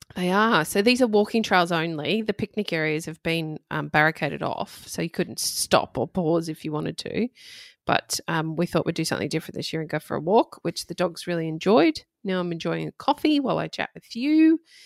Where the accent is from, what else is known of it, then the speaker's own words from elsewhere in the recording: Redcliffe, Queensland, Australia; I grew up on the Redcliffe Peninsula in Brisbane or near Brisbane